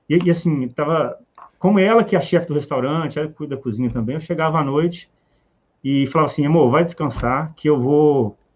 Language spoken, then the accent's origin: Portuguese; Ouro Preto do Oeste, Rondônia, Brazil; Bom, Érico, é … Nós somos de Rondônia, que de Ouro Preto do Oeste.